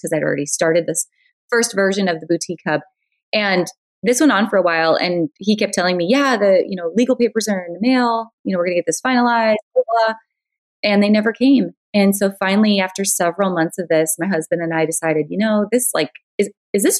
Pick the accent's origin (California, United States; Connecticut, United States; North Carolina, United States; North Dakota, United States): North Dakota, United States; I'm originally from North Dakota. And as you can imagine, North Dakota is not exactly the fashion mecca of the world. Although I grew up loving fashion and I loved boutiques, and we really didn't have much for boutiques when I was growing up.